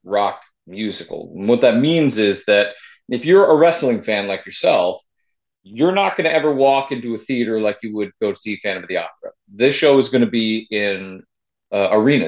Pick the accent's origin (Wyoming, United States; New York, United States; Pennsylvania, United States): New York, United States; Rochester; I'm from Rochester, New York